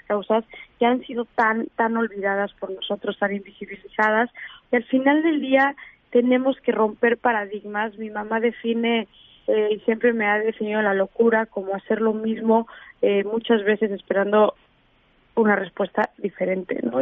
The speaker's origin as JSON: {"language": "Spanish", "country": "Mexico", "said": "como mexicanos"}